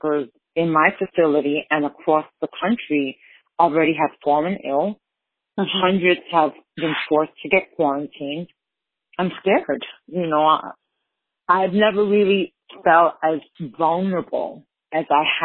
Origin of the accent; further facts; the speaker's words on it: New York City, New York, United States; I grew up in the Lower East Side, which is my community